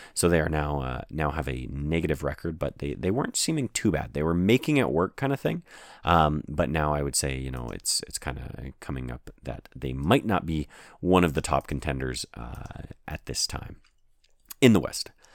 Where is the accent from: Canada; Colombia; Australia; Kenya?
Canada; I'm a Canadian